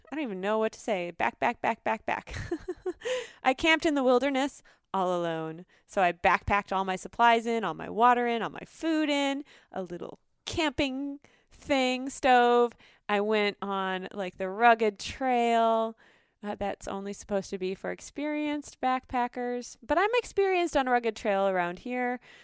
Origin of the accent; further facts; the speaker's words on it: North Dakota, United States; now in Minnesota, United States; I grew up in North Dakota